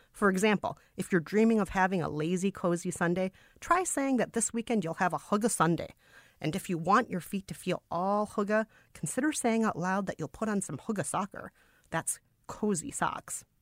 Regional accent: Minnesota, United States; I'm from Minnesota, which is heavily influenced by Scandinavian culture

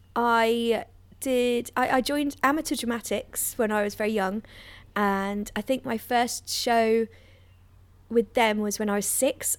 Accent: London, United Kingdom; I grew up in London, just in North London there

